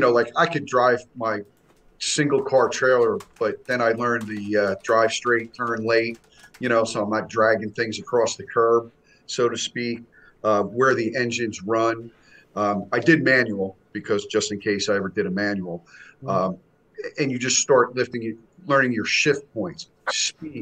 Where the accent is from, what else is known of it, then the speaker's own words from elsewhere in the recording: Essex County, New Jersey, United States; now in South Jersey, United States; I grew up in Essex County up in North Jersey. So I'm down South Jersey now, but that's where I come from